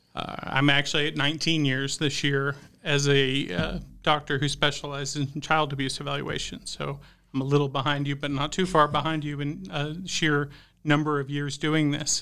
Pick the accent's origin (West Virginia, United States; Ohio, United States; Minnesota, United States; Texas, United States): Texas, United States; Houston; moved away as an adult; also born or lived in Dallas, Texas; now in Idaho, United States; I grew up in the Houston suburbs, so right, uh, next to Nas-, NASA, the Johnson Space Center